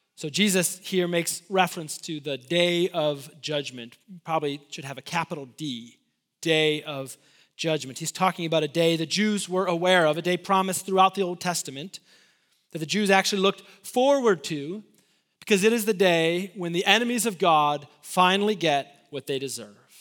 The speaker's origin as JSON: {"language": "English", "region": "Illinois", "country": "United States", "also_born_or_lived": "Lubbock, Texas", "moved": "yes", "said": "I'm from Illinois"}